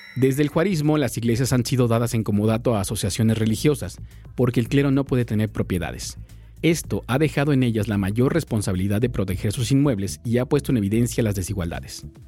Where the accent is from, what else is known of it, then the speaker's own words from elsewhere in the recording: Mexico; como mexicanos